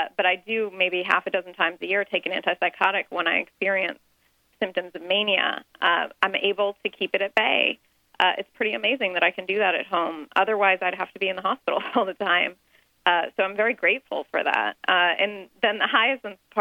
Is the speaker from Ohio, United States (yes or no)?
yes; Dayton, Ohio, United States; I grew up in Dayton, Ohio, surrounded by a lot of Iranian doctors